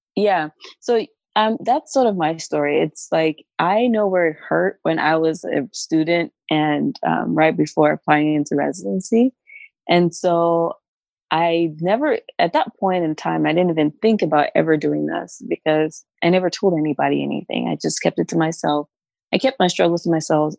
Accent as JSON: {"language": "English", "country": "Cameroon", "moved": "yes", "lives_now": "Kentucky, United States", "said": "I am originally from Cameroon"}